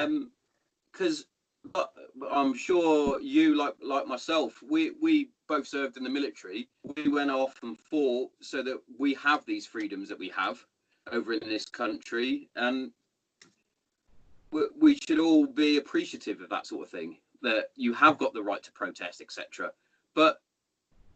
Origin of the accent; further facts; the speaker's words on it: Hereford, West Midlands, United Kingdom; moved away; my hometown. I'm from Hereford originally